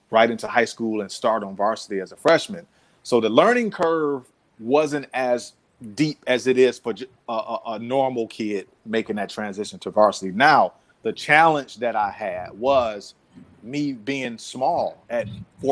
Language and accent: English; Detroit, Michigan, United States; also born or lived in Oakland County, Michigan; I was born and raised on the east side of Detroit